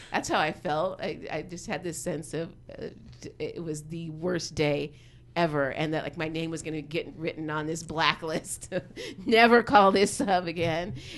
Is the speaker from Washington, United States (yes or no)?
yes; Seattle, Washington, United States; moved away as an adult; also born or lived in Berkeley, California; now in Oakland, United States; I'm from Seattle originally